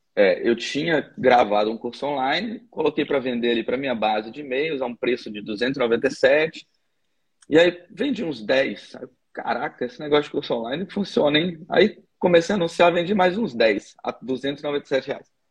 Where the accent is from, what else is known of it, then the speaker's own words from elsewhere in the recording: Brasília, Federal District, Brazil; eu sou de Brasília também